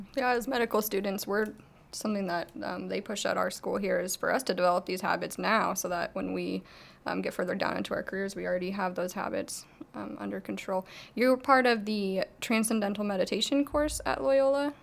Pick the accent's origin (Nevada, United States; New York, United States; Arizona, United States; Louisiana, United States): Arizona, United States; I'm from Arizona